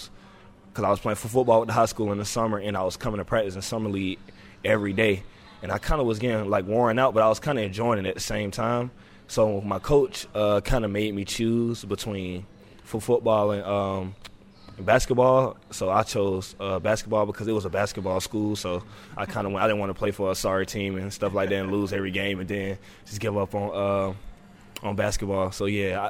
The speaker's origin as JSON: {"language": "English", "town": "Atlanta", "region": "Georgia", "country": "United States", "tie": "born or raised there", "said": "I'm from Atlanta where you can't just trust everybody"}